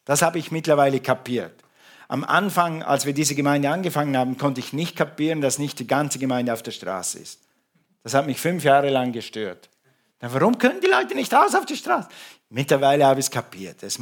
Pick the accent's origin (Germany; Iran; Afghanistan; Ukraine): Ukraine; Und nach zwei Sätzen war klar, wir sind Ukrainer und keine Russen.